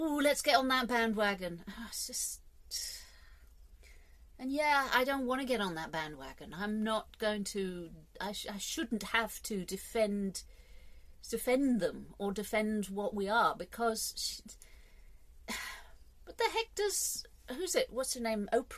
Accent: England, United Kingdom; I'm English

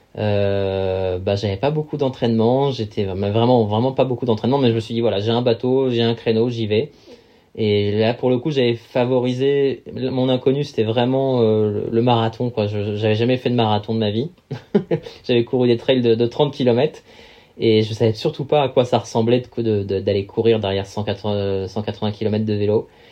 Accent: Val-d'Oise, Paris region, Île-de-France, France; j'ai grandi dans le Val d'Oise, en région parisienne

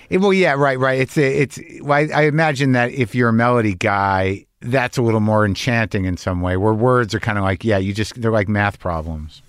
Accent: Albuquerque, New Mexico, United States; moved away; also born or lived in Lower East Side, New York; my parents were from Jersey, but I grew up in New Mexico

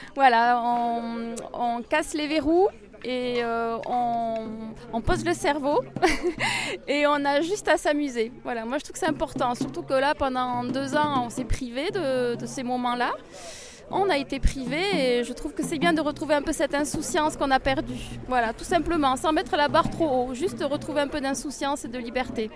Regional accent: Bayonne, Nouvelle-Aquitaine, France; Je suis native de Bayonne

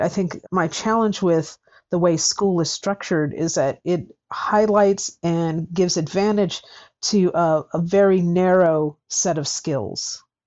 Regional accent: United States; I'm American

